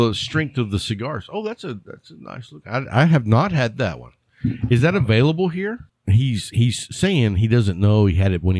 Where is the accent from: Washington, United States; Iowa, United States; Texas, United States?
Texas, United States; Lubbock; when the wind was out of the right direction growing up in Lubbock, you could smell the cattle yards anywhere in town.